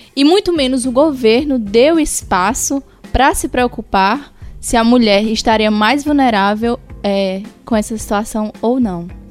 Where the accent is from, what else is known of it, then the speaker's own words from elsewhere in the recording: Ceará, Brazil; eu sou do Ceará e eu tenho uma família totalmente patriarcal